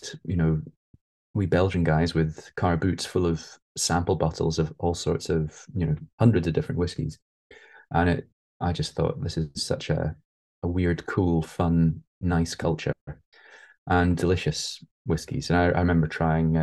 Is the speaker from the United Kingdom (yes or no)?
yes; England, United Kingdom; also born or lived in Scotland; when we moved from Scotland down to England, when I was like 3 or 4, I missed Scotland